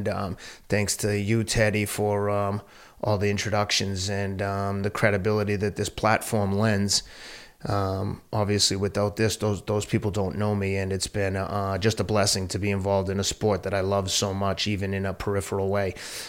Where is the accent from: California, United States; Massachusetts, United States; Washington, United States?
Massachusetts, United States; Boston; And he said, where are you from? Boston